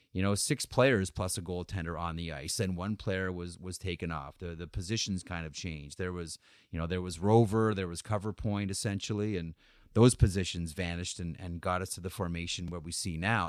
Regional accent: Guelph, Ontario, Canada; I'm from Guelph

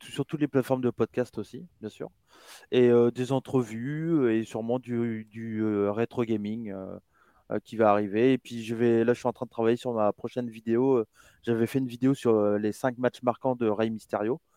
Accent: France; je suis né en France

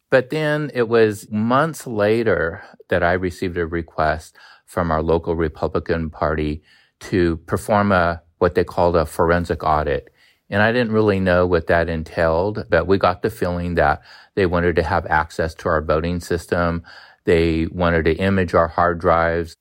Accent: United States; I'm a third generation Chinese American. I don't even know how to speak Chinese, to be honest. And so I'm as American as can be

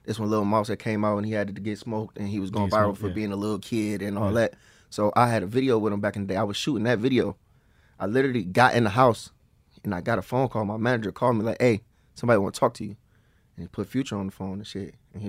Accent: East Cleveland, Ohio, United States; East Cleveland, Ohio.

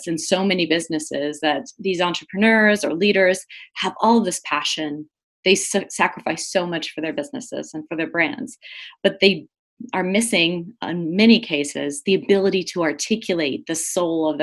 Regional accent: Southwest, United States; I grew up in the Southwest, and I began my career as a journalist, and I spent 8.5 years as a journalist and publisher here

